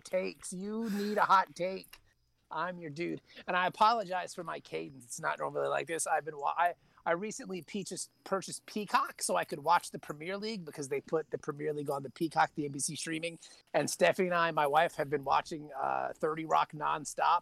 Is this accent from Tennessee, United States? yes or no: no; Virginia Beach, Virginia, United States; was born and raised in Virginia Beach, Virginia